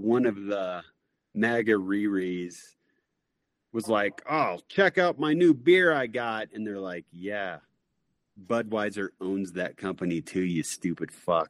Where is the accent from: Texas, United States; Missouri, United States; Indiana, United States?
Missouri, United States; in Missouri, my home state